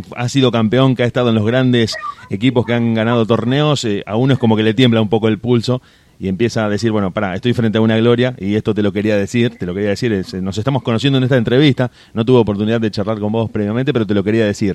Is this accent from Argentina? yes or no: yes; Argentina; uno como argentino